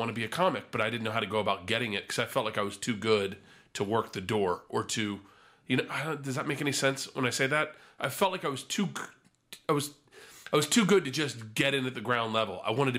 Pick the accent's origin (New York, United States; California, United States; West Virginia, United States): New York, United States; I'm sitting hungover in my underwear on my couch that I grew up on in New York.